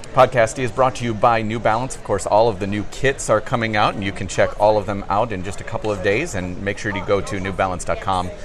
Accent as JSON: {"language": "English", "town": "Chicago", "region": "Illinois", "country": "United States", "said": "I'm from the Chicagoland area."}